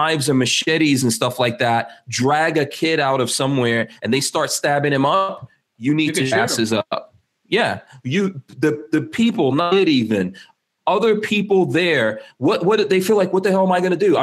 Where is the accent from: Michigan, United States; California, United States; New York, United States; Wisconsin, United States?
New York, United States; When I grew up in New York, my parents just, you know, like, you know, I've got other brothers and a sister.